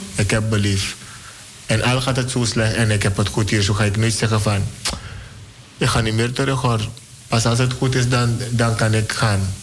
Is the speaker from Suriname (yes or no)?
yes; Suriname; moved away; Ik voel me een Surinamer. Ik ben een Surinamer.